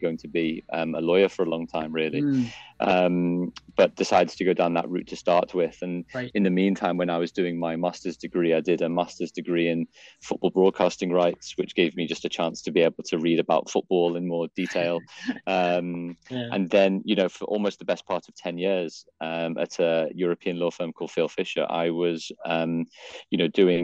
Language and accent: English; Liverpool, North West England, United Kingdom; I grew up in Liverpool in Northwest England